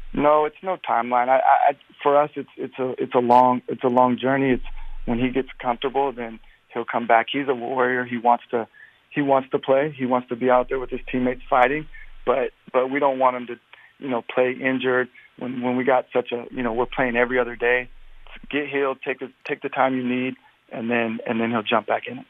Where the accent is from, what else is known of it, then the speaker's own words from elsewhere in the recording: Portland, Oregon, United States; I'm from Portland